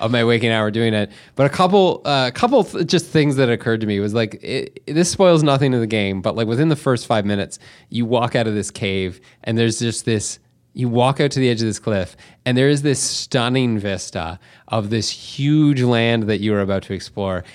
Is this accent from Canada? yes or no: yes; Canada; we're from Canada